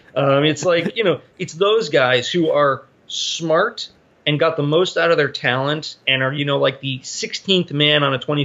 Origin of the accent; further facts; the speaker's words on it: Rye Brook, New York, United States; I grew up in Rybrook, New York